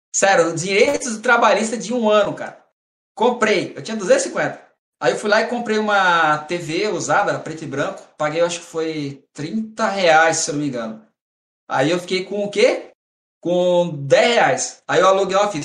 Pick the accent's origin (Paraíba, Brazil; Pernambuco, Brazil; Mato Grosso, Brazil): Mato Grosso, Brazil; moved away as an adult; also born or lived in São Paulo; now in Santos, Brazil; Eu nasci em São Paulo e eu cresci no Mato Grosso